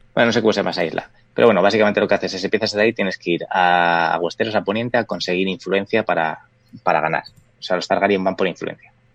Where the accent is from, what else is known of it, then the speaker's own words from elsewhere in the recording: Valladolid, Castile and León, Spain; somos de Valladolid